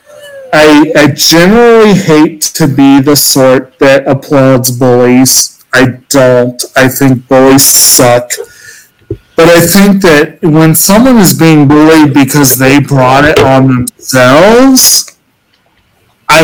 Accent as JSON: {"language": "English", "region": "Virginia", "country": "United States", "tie": "born or raised there", "said": "I grew up in Virginia"}